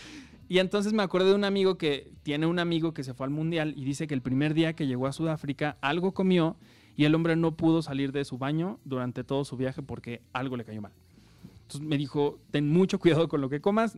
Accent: Mexico; soy de México

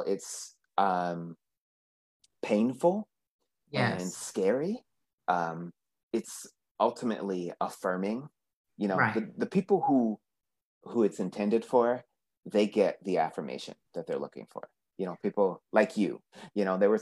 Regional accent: East Coast, United States; moved away; I'm from the East Coast

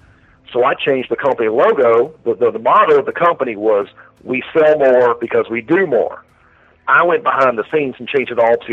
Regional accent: Royston, Georgia, United States; also born or lived in Florida, United States / Atlanta, United States; Yeah, I was born in Florida. Then my parents separated. We went to Georgia immediately. Lived there in Royston, Hartwell. First it was Atlanta, then it was Snailville, which is the worst name ever. then we ended up going to Royston, Hartwell with my grandparents.

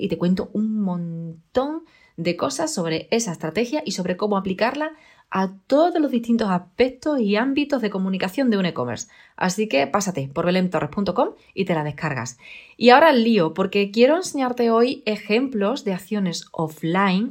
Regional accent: Extremadura, Spain; yo soy extremeña y aquí hay bellotas

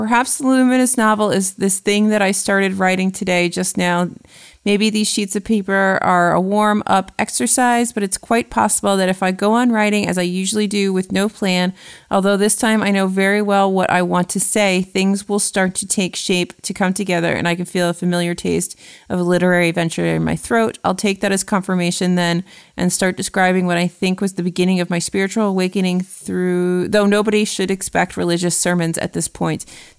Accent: United States; as an American

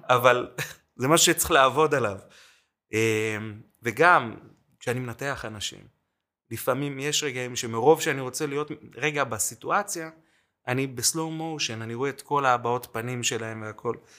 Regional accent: Jerusalem, Jerusalem District, Israel; also born or lived in Mexico City, Mexico; עכשיו אני ירושלמי

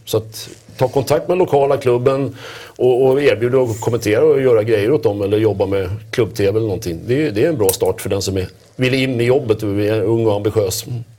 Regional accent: Stockholm, Stockholm County, Sweden; inte fasen sitter vi som stockholmare och säger Rögle

